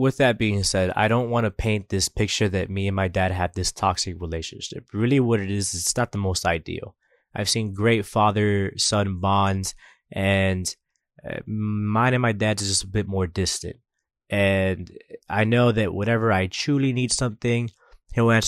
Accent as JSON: {"language": "English", "town": "Coral Gables", "region": "Florida", "country": "United States", "tie": "born or raised there", "said": "I grew up in Coral Gables behind Douglas Park"}